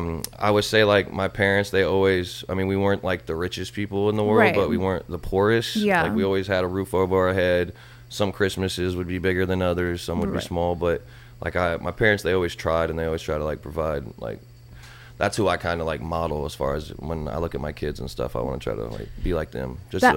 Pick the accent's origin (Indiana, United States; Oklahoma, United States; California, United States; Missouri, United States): Indiana, United States; Fort Wayne; also born or lived in North Carolina; Fort Wayne, Indiana, and North Carolina.